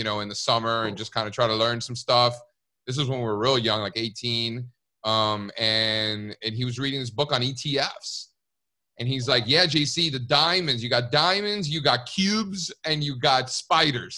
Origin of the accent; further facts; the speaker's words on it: Miami, Florida, United States; moved away; also born or lived in New York City; I grew up in Miami, Cuban parents.